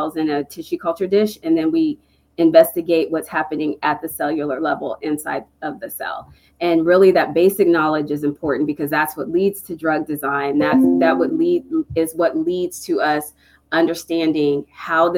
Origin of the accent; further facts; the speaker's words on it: East Coast, United States; moved away as an adult; also born or lived in Texas; I'm from the East Coast.